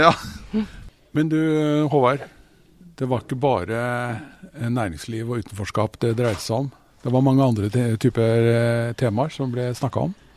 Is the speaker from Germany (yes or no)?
yes; Germany; now in Norway; Jeg er jo vokst opp i Tyskland